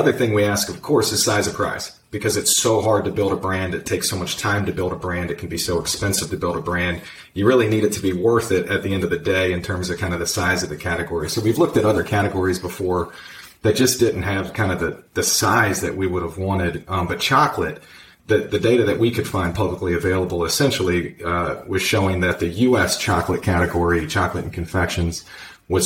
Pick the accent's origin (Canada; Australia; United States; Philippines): United States; Virginia; I was born and raised in Virginia. I've lived in the U.S. my whole life.